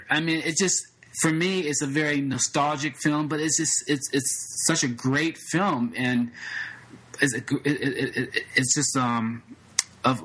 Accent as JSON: {"language": "English", "town": "Los Angeles", "region": "California", "country": "United States", "tie": "born or raised there", "said": "I grew up in Los Angeles."}